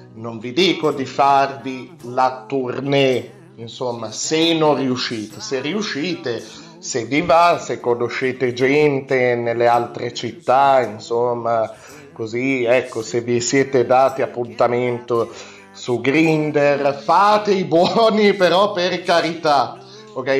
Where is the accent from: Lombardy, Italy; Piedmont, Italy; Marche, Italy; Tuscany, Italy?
Piedmont, Italy; Alessandria; io abito al nord, io vengo dal nord, vengo da Alessandria